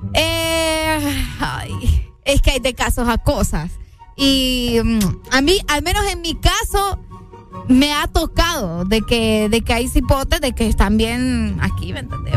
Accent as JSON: {"language": "Spanish", "town": "San Pedro Sula", "region": "Cortés", "country": "Honduras", "tie": "born or raised there", "said": "yo crecí en la Unión"}